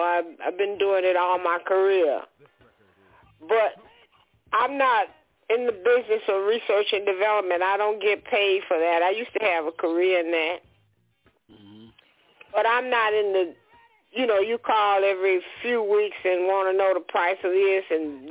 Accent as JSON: {"language": "English", "region": "Georgia", "country": "United States", "tie": "born or raised there", "also_born_or_lived": "Alabama / Louisiana / New York", "lives_now": "Atlanta, United States", "said": "I grew up in Georgia"}